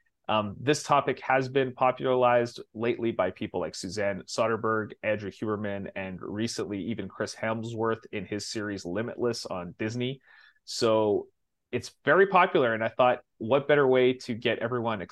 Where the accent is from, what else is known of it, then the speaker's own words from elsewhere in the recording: Canada; I grew up in Canada. Yeah. I lived for 40 years in minus 40 weather